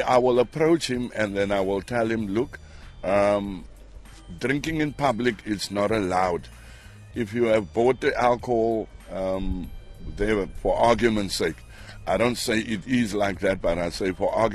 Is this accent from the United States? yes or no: no; Hout Bay, Western Cape, South Africa; I was born, raised, bred and fed in Hout Bay